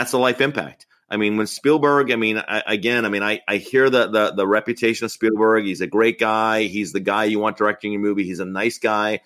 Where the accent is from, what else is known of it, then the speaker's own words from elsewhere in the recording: Holbrook, New York, United States; moved away; also born or lived in Connecticut; Dennis and I grew up in Long Island, Holbrook, New York, and it was a great place to grow up